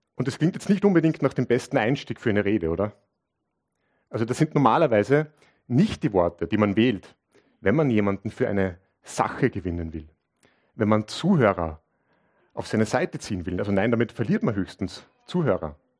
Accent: Linz, Upper Austria, Austria; ich bin aus Linz

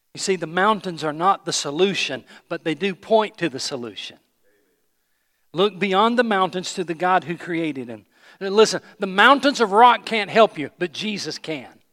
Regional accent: Johnson City, Tennessee, United States; I grew up in Johnson City, Tennessee, East Tennessee, so I grew up around mountains

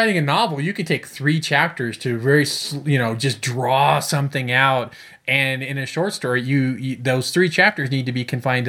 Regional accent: Chicago, Illinois, United States; born there; because I was born in Chicago.

